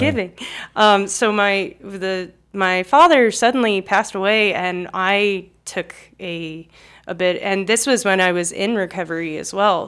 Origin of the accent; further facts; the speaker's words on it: Cherry Hill, New Jersey, United States; accent: South Jersey; moved away as an adult; also born or lived in Arizona; now in Moscow, Idaho, United States; originally I'm from Cherry Hill, New Jersey